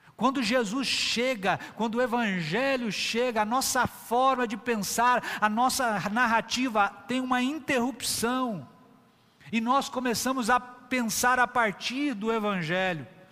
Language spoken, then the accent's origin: Portuguese; São Paulo, Brazil; now in Northeast Brazil; Eu nasci em São Paulo, uma grande metrópole. Já criança, já era uma metrópole hoje gigantesca, estive inserido lá naquela cultura